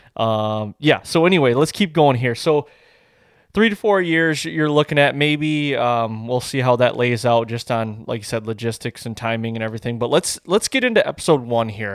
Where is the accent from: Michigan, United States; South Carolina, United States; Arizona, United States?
Michigan, United States; I'm from Michigan